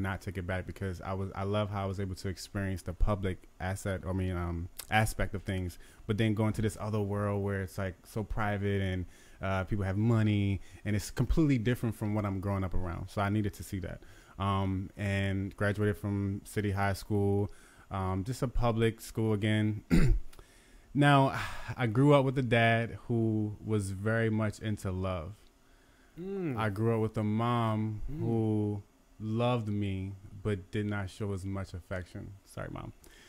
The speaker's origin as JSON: {"language": "English", "town": "Baltimore", "region": "Maryland", "country": "United States", "tie": "born or raised there", "said": "Yes, Baltimore, Maryland."}